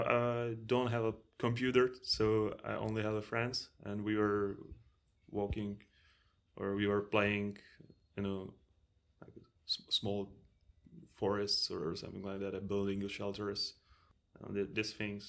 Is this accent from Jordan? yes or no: no; Czechia; born or raised there